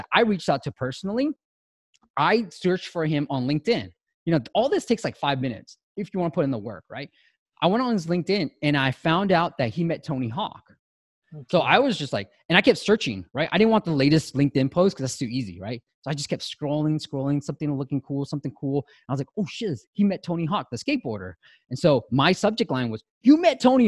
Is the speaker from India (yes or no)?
no; Myanmar; moved away; I was born in Burma.